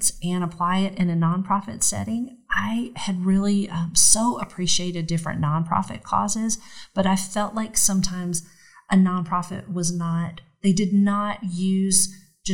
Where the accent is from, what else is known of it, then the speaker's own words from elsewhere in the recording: Gainesville, Georgia, United States; also born or lived in Atlanta, Georgia; I grew up in Gainesville, Georgia, which is about an hour north of here